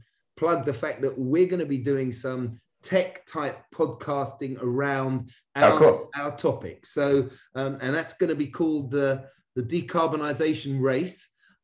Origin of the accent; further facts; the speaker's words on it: England, United Kingdom; now in United States; And it also shows my Brit growing up on the River Thames history here, where I used to row, crew, as you call it here in America.